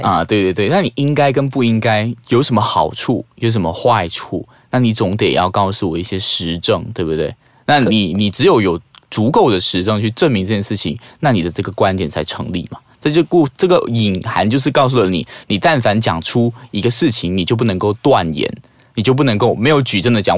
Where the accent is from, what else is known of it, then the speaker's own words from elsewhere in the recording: Malaysia; 我们马来西亚人，坦白讲，因为我们语言上的局限，我们没有像台湾或者是大陆人的那种语言的词造那么的华丽